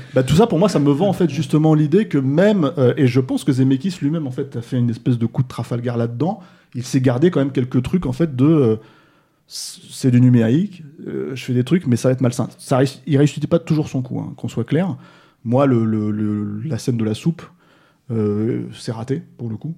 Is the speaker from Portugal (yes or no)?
no; France; chez nous en France